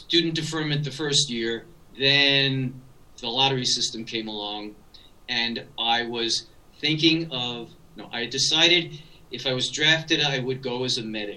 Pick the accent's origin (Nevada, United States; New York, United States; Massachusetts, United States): New York, United States; New York City; I grew up in the inner city of the Bronx